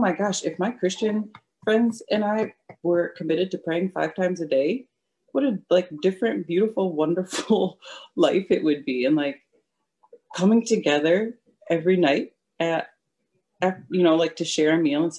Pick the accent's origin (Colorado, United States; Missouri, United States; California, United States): Missouri, United States; St. Louis; now in Detroit, United States; my hometown, which is not in Michigan